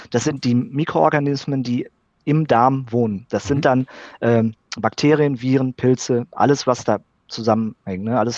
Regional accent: North Rhine-Westphalia, Germany; dann bin ich auf ein kleines Unternehmen im Sauerland, also in meiner Heimat, äh, aufmerksam geworden

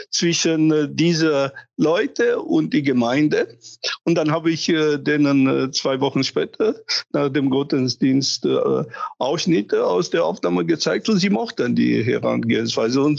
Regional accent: Romania; born there; Ja, ich bin gebürtiger Rumäner und deswegen habe ich. Das macht die Sache äh

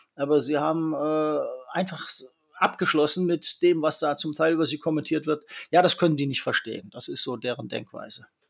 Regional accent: Germany; now in China; bei uns in Deutschland

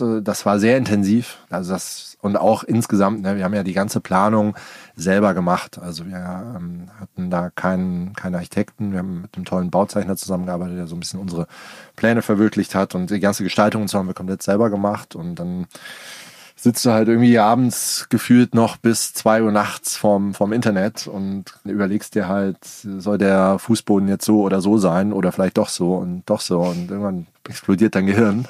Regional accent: Darmstadt, Hesse, Germany; moved away as an adult; also born or lived in Hamburg / Berlin; now in Allgäu, Germany; ich bin in Darmstadt aufgewachsen

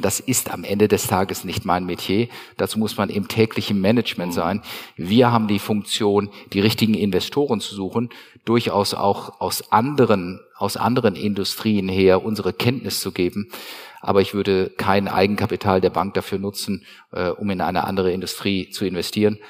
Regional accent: Bielefeld, North Rhine-Westphalia, Germany; ich komme ja aus, aus Bielefeld oder aus Ostwestfalen

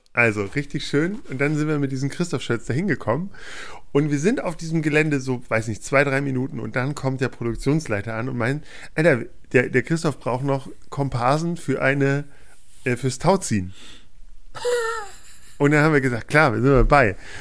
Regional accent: Peine, Lower Saxony, Germany; Ich komme aus Peine. Oder ich bin in Peine zur Schule gegangen. In der Nähe aufgewachsen.

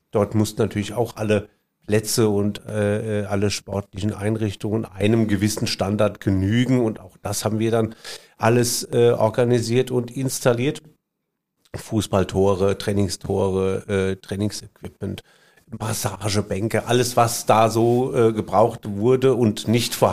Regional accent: Bad Kreuznach, Rhineland-Palatinate, Germany; sagte dann, sie sei von einer Werbeagentur in Bad Kreuznach, was wiederum meine Heimatstadt ist, ja.

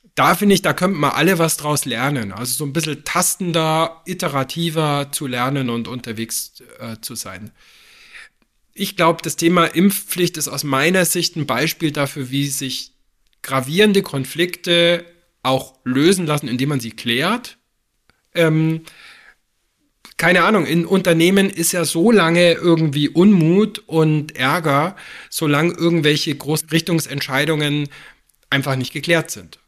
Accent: Füssen, Bavaria, Germany; moved away; Ich bin in Füssen aufgewachsen, nach vielen Jahren im Flach und im Ausland schaue ich jetzt auf die Berge meiner Kindheit, bloß von der anderen Seite

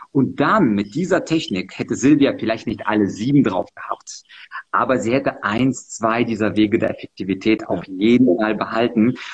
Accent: Munich, Bavaria, Germany; ich bin ja aus München im englischen Garten

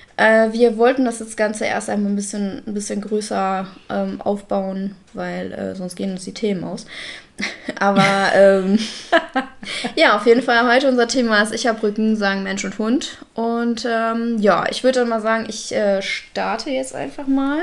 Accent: Russia; now in Germany; ich als äh, Russin

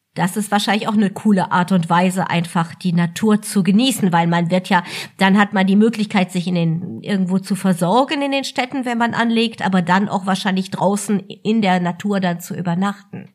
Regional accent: Germany; hier bei uns in Deutschland

